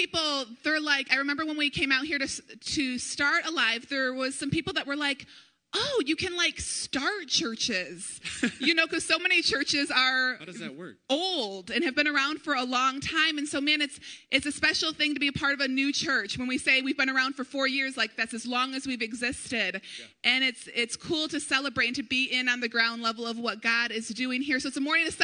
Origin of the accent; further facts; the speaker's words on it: Brighton, Michigan, United States; moved away; Eric and I grew up in Livingston County. We grew up in Brighton